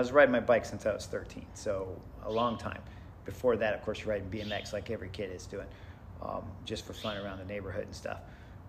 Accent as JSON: {"language": "English", "town": "San Diego", "region": "California", "country": "United States", "tie": "born or raised there", "also_born_or_lived": "Connecticut / Virginia", "accent": "East Coast", "said": "So a little bit of my accent, I think, I picked up is from East Coast. Even though I've elementary school, middle school, high school, lived here for 30-something years."}